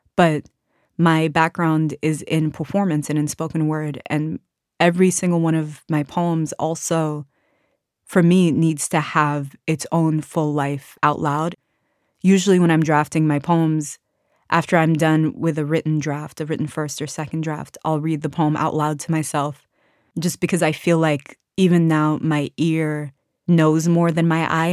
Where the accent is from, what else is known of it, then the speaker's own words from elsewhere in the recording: Washington, District of Columbia, United States; I grew up in Washington, D C, surrounded by other Sudanese people